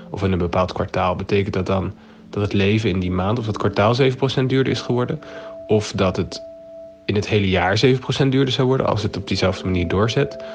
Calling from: Amsterdam, North Holland, Netherlands; uit Amsterdam.

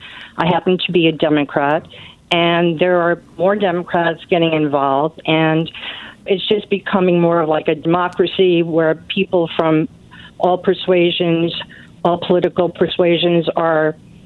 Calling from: Newburgh, New York, United States; I'm calling from New York, the capital of anti-Trump land.

